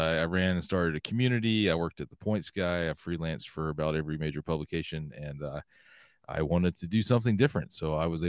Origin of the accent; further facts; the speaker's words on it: Georgia, United States; I grew up in Georgia, so Disney was a short hop down